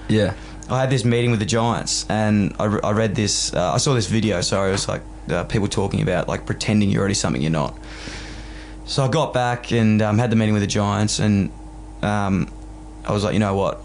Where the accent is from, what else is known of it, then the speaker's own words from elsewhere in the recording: Melbourne, Victoria, Australia; moved away as an adult; now in Sydney, Australia; growing up in Fitzroy, which is right next to Carlton. Like I literally grew up in a one kilometre radius my whole life